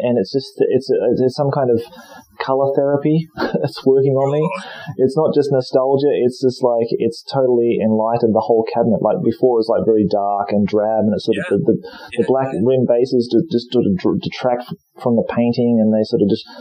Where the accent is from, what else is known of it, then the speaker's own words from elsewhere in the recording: Australia; also born or lived in Nottingham; now in Japan; I'm Australian, mate.